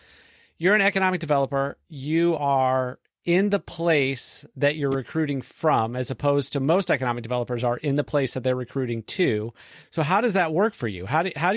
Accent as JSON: {"language": "English", "region": "California", "country": "United States", "tie": "born or raised there", "said": "I grew up in California"}